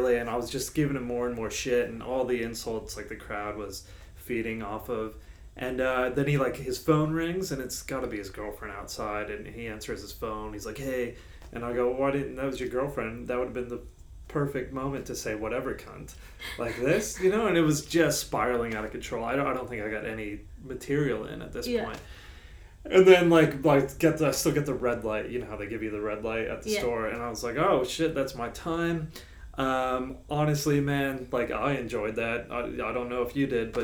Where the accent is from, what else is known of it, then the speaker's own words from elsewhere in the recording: United States; now in Australia; if I get introduced as American